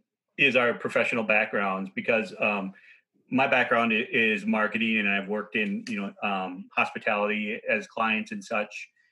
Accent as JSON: {"language": "English", "region": "Minnesota", "country": "United States", "tie": "born or raised there", "also_born_or_lived": "East Coast / West Coast", "said": "I've lived in Minnesota for most of my life. After college, I spent a few years out of Minnesota on both coasts. And then once my wife and I settled down, we chose to go back to the Midwest in Minneapolis."}